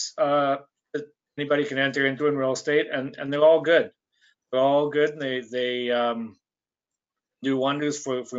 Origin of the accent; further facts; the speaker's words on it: Saskatchewan, Canada; moved away as an adult; now in Calgary, Canada; Came out here to Calgary. I grew up in Saskatchewan. Came out here right after high school